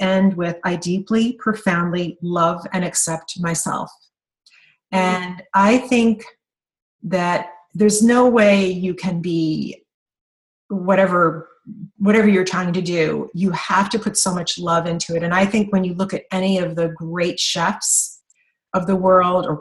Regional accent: Kentucky, United States; I'm from Kentucky.

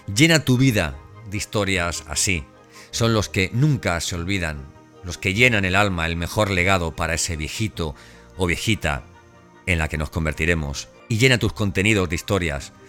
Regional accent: Elche, Valencian Community, Spain; moved away; estuve en Elche, en mi ciudad natal

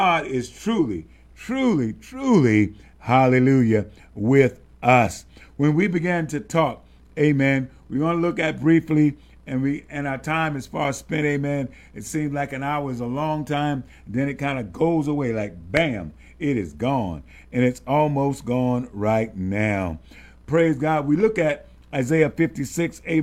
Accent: the South, United States; growing up in the South, that large family

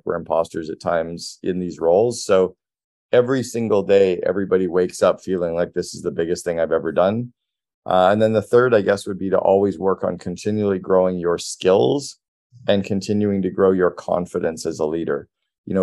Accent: Sudbury, Ontario, Canada; moved away; also born or lived in Toronto; I grew up in Sudbury, so I know the market really well

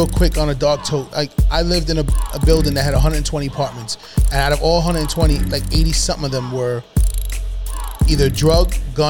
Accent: New York City, New York, United States; One of the Carters of the Bronx. No, I definitely did. Listen, I grew up on Webb Avenue between 190th and Kingsbridge.

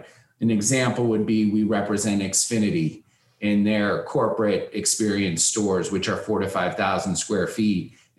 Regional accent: Cleveland, Ohio, United States; moved away as an adult; also born or lived in Wisconsin; now in Miami, United States; I'm originally from Cleveland, Ohio. I grew up as the son of a retail real estate broker

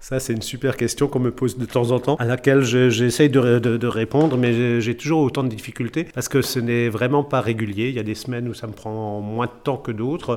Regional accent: Matzenheim, Grand Est, France; je suis natif de, de Matzenheim

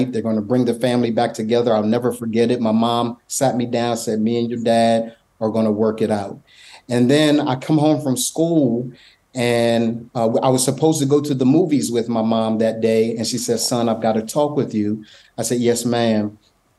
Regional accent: Wilmington, Delaware, United States; I grew up in a small town called Wilmington, Delaware.

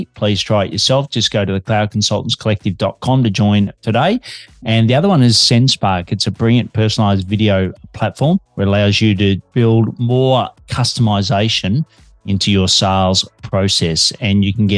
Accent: Australia; also born or lived in Melbourne, Australia

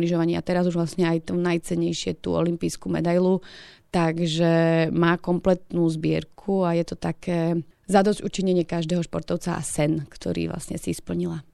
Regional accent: Slovakia; Ja ako každý Slovák

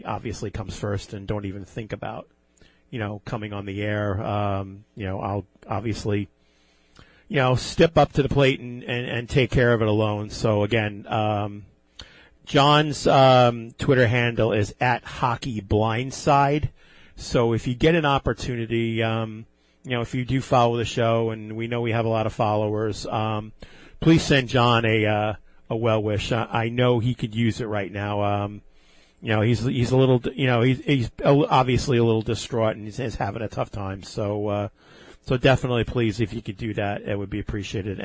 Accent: Levittown, New York, United States; Growing up in Levittown as a small, you know, close-knit community

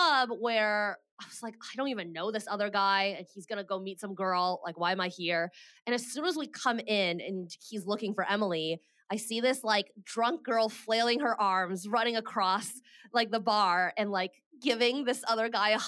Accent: Canada; moved away as an adult; also born or lived in Bay Area, California; I am Canadian and I moved to the Bay Area and found a job in tech

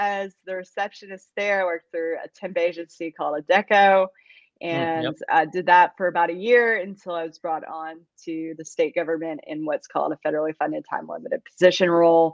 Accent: Campbellsville, Kentucky, United States; moved away as an adult; now in Athens, Alabama, United States; I was born and raised in Campbellsville, Kentucky, and that is in central Kentucky.

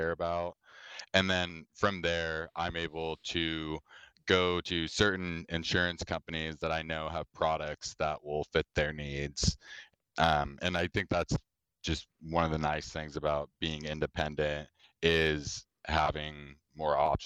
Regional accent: Southern Oregon, United States; moved away as an adult; also born or lived in Corvallis, Oregon; now in Seattle, United States; I was born and raised in Southern Oregon, a rural part of the state

